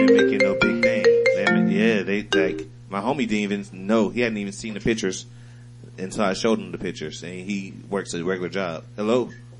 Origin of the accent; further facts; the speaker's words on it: Ohio, United States; moved away; I'm from Ohio.